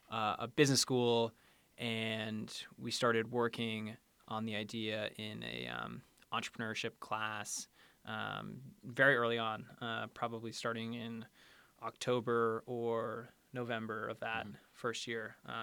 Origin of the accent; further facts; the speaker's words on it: Leeds, Maine, United States; So I grew up in Leeds, Maine, a zero stoplight town, and went to Penn for undergrad.